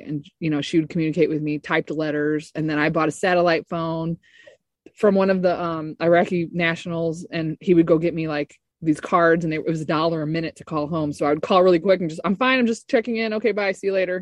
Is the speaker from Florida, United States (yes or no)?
no; Ferguson, Missouri, United States; I was born in St. Louis, Missouri, in Ferguson, actually, the t- uh, little North County area of St. Louis.